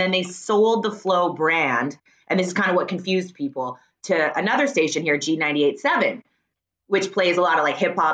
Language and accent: English; Surrey, British Columbia, Canada; born or raised there; accent: Canadian; also born or lived in Wales / Richmond, BC